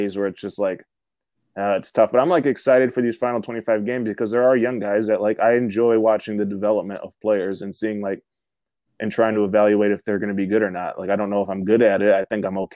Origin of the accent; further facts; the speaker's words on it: Michigan, United States; I'm from Michigan